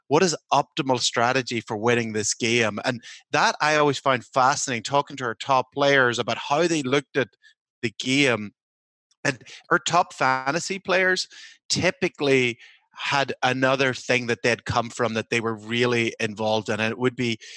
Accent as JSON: {"language": "English", "region": "Northern Ireland", "country": "United Kingdom", "moved": "yes", "lives_now": "United States", "said": "I'm from Northern Ireland"}